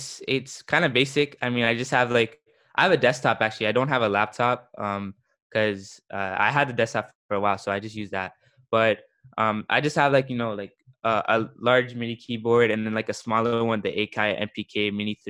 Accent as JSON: {"language": "English", "town": "Toronto", "region": "Ontario", "country": "Canada", "said": "I'm a producer from Toronto, Canada"}